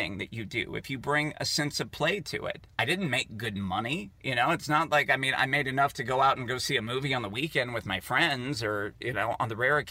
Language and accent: English; Poolesville, Maryland, United States; in Poolesville, Maryland, where I grew up